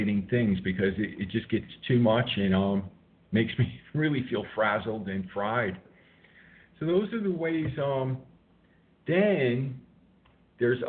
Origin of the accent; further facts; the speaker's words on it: New York City, New York, United States; moved away as an adult; now in West Coast, United States; I'm a New Yorker